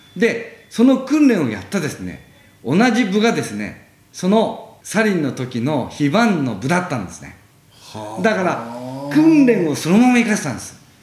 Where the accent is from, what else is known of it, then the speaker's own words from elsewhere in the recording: Chichibu, Saitama, Japan; moved away as an adult; 生まれはあの埼玉の秩父というところで